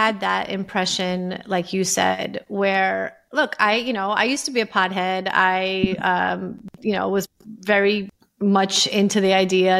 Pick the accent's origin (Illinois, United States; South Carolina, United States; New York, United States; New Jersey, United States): New York, United States; I grew up in New York.